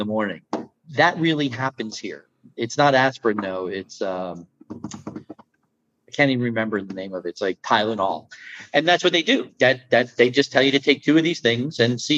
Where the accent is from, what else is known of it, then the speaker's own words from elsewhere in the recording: United States; moved away as an adult; now in Netherlands; as an American